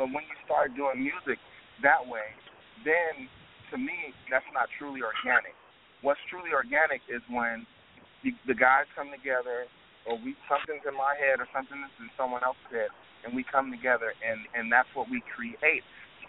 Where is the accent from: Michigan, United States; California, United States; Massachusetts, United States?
California, United States; also born or lived in Atlanta, Georgia; Today, I'm in Atlanta, Georgia, but we're all from California.